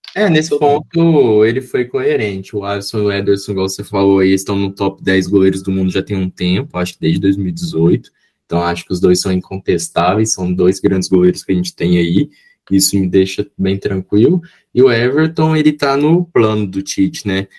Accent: Brazil; como bom brasileiro

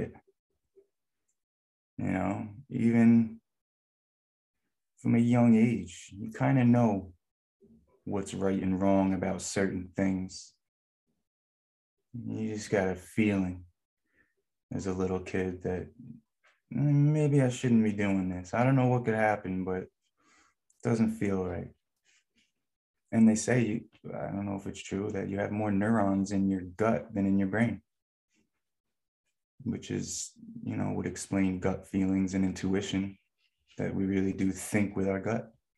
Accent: Newburgh, New York, United States; I'm from Newburgh, New York. It's about 70 miles north of New York City

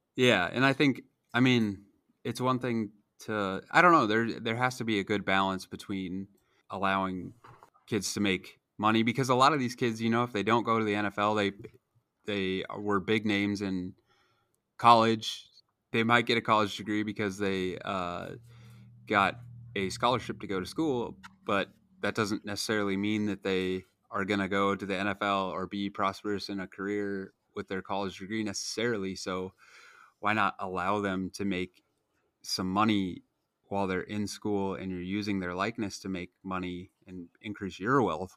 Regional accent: Nebraska, United States; I grew up in Nebraska where college football is king

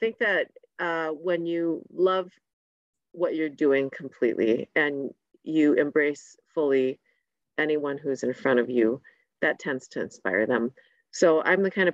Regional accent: Saint Paul, Minnesota, United States; being a Hmong girl growing up in St. Paul in the 80s

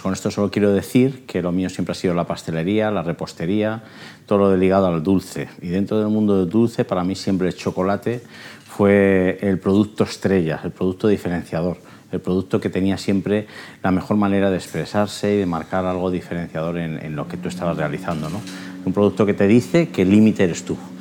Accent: Logroño, La Rioja, Spain; also born or lived in Soria; Yo al final nacer nací en Soria. Me vine a vivir a los dos años a Logroño, o sea, soy soriano. Me, me considero riojano, sin duda.

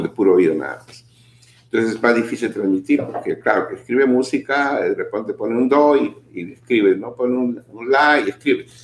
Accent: Lima, Peru; moved away; participaba en varios programas en mi país, en Lima, en los programas juveniles de ese tiempo.

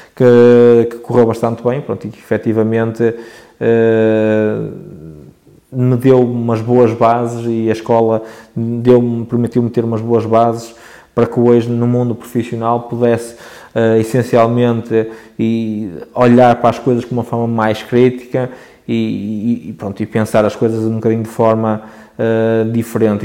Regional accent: Barcelos, Norte, Portugal; sou natural de Barcelos, particularmente uma freguesia de Lijo, que se chama Lijó.

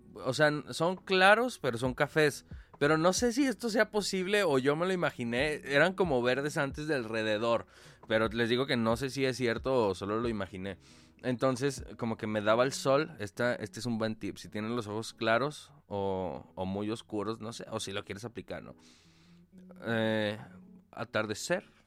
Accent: Mexico

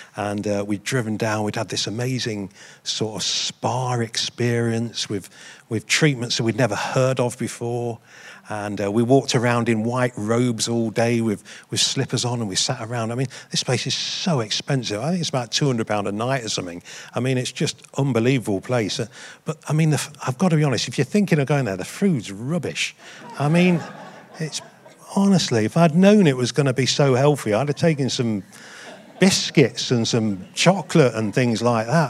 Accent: United Kingdom; I'm proud to be white British

